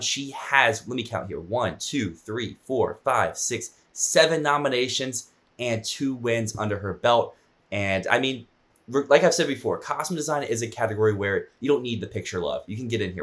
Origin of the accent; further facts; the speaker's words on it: Virginia, United States; I am from Virginia